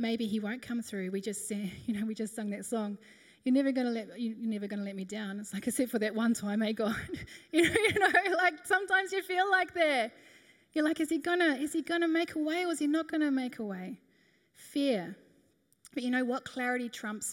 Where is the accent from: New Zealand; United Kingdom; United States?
New Zealand; moved away as an adult; now in Australia; We moved over from New Zealand. We were 18